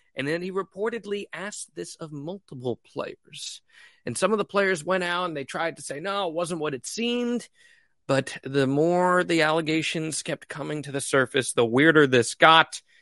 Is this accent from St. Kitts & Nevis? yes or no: no; Northeast, United States; how we were raised in the Northeast